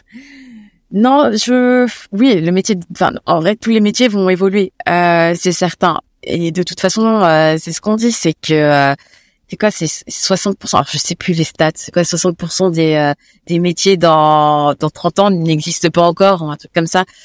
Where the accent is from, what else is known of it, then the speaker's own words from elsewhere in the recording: Paris, Île-de-France, France; Je suis très Paris parce que j'ai grandi à Paris.